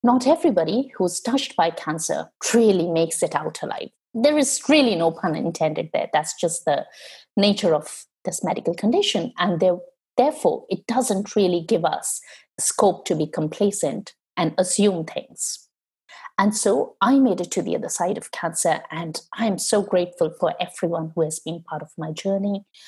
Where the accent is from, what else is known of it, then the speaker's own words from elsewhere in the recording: India; moved away as an adult; when I was growing up in India, growing up in a highly patriarchal culture